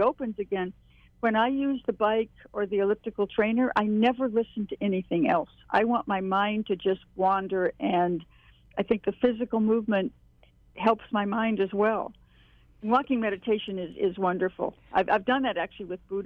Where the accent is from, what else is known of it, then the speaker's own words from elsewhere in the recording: Hawaii, United States; moved away; also born or lived in Dakotas; I grew up in Hawaii